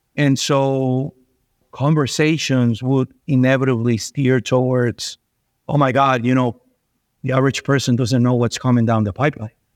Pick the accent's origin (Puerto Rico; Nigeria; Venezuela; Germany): Venezuela; moved away; I was born and raised in Venezuela